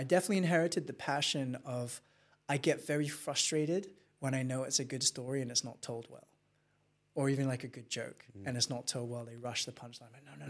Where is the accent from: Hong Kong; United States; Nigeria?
Hong Kong; I'm such a fan of the Chinese and the culture that I grew up in Hong Kong, because that's where my work ethic comes from.